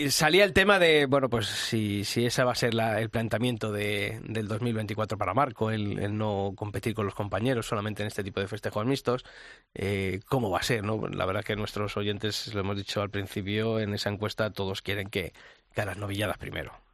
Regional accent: Arenas de San Pedro, Castile and León, Spain; Juan se fue hasta mi tierra, hasta Arenas de San Pedro

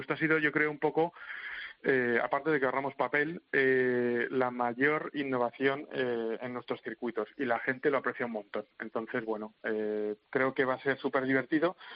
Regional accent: Madrid, Community of Madrid, Spain; yo soy de Madrid

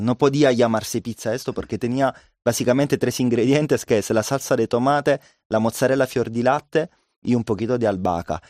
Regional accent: Caserta, Campania, Italy; Spanish is a second language; now in Madrid, Spain; Nosotros somos de Nápoles, más bien alrededor de Nápoles, muy cerca, se llama Caserta

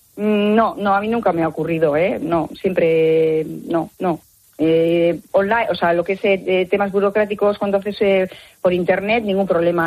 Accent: Bilbao, Basque Country, Spain; yo soy de Bilbao

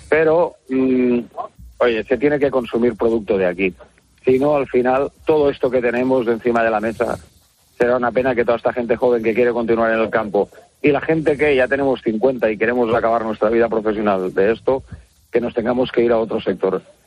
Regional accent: Lleida, Catalonia, Spain; yo soy de Lleida

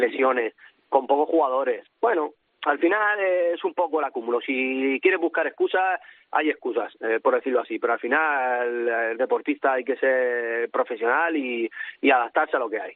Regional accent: Cieza, Region of Murcia, Spain; moved away as an adult; now in Naples, Italy; Murcia y Cieza, que, que de donde soy

